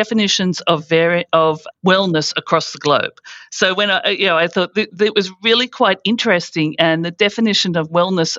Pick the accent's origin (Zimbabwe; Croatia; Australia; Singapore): Australia; moved away as an adult; also born or lived in United States / United Kingdom; coming from Australia